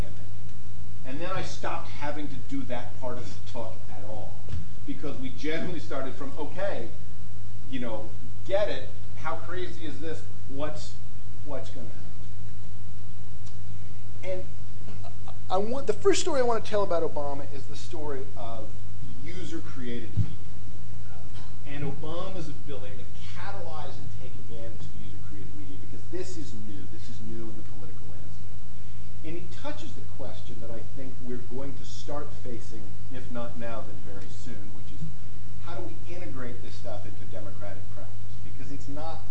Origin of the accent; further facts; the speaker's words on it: United States; I'm American